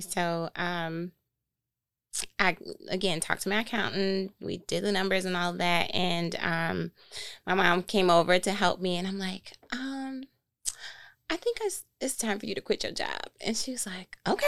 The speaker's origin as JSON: {"language": "English", "town": "Flint", "region": "Michigan", "country": "United States", "also_born_or_lived": "New York", "moved": "as an adult", "lives_now": "Detroit, United States", "said": "we're both from Flint"}